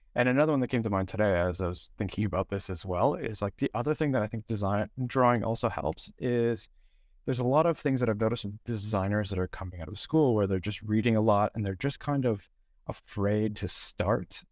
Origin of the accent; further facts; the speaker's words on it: Toronto, Ontario, Canada; now in Stockholm, Sweden; originally I'm from Toronto, currently in Stockholm